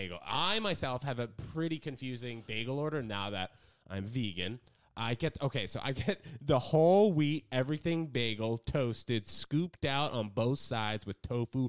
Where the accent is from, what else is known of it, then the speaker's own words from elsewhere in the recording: New York City, New York, United States; also born or lived in New Brunswick, New Jersey; I've been here my entire life.